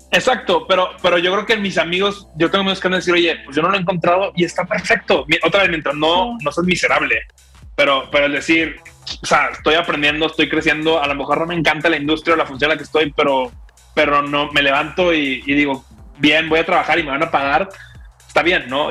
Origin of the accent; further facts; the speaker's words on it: Monterrey, Nuevo León, Mexico; soy regio